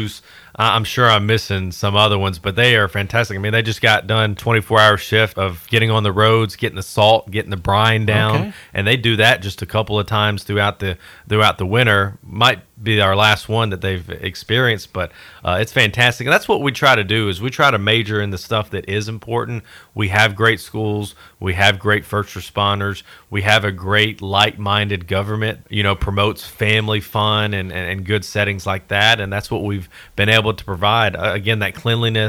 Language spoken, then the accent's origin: English; West Tennessee, United States; now in Mount Juliet, United States; I'm from West Tennessee